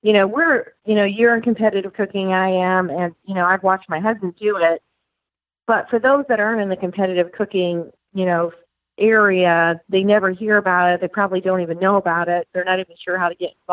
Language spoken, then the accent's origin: English; Michigan, United States; now in Tennessee, United States; My brother lives in Tennessee also, even though we grew up in Michigan